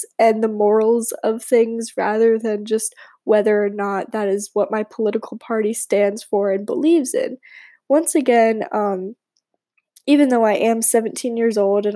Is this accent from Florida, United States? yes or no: yes; Palm Beach, Florida, United States; I am originally from Palm Beach, Florida